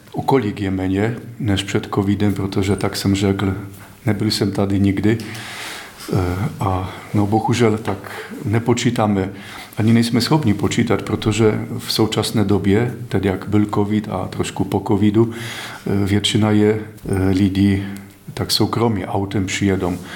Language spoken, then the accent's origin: Czech; Poland; Czech is a second language; now in Czech Republic; Já jsem cizinec, jsem z Polska